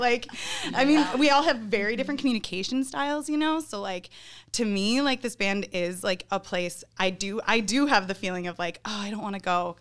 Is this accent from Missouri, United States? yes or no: no; Northern Illinois, United States; moved away as an adult; now in Milwaukee, United States; I grew up in Northern Illinois